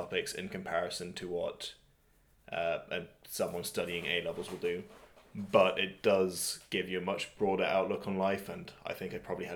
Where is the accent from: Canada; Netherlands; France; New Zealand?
France; moved away; also born or lived in Bristol; I grew up in France, so I went through the French education system